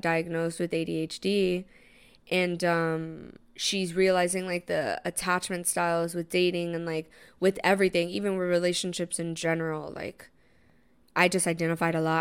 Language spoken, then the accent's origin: English; New York, United States; being a New Yorker